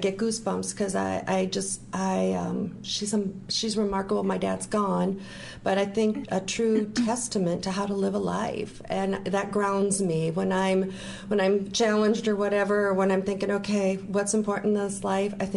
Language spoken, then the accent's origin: English; Minnesota, United States; growing up in Minnesota was a wonderful place to be